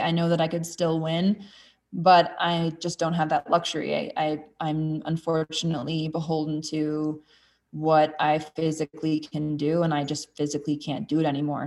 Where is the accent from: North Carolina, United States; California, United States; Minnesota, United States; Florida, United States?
Minnesota, United States; moved away; also born or lived in Colorado; I grew up in Minnesota